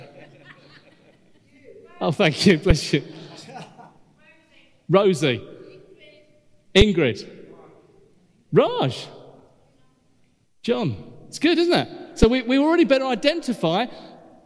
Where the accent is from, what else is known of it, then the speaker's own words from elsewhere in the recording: United Kingdom; we're British